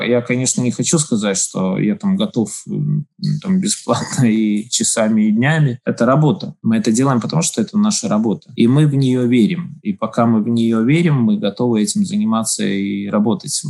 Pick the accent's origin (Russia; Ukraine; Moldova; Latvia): Latvia; Daugavpils; я родился в Долгопилсе, я здесь живу, здесь моя семья